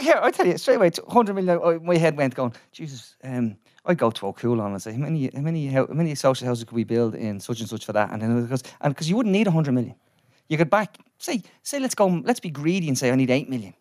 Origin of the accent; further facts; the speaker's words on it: Dublin, Leinster, Ireland; I grew up in Ballymun in, went to school in A Lazy Victories